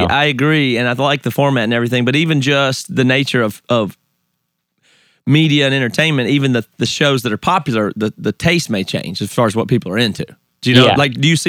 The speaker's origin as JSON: {"language": "English", "region": "the South", "country": "United States", "tie": "born or raised there", "accent": "Southern", "moved": "as an adult", "lives_now": "Seattle, United States", "said": "I grew up in the South."}